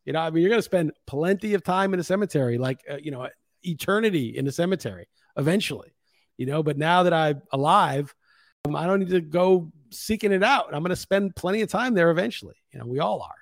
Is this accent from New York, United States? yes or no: yes; New York, United States; moved away as an adult; now in Lisbon, Portugal; when you're from the States and especially growing up in New York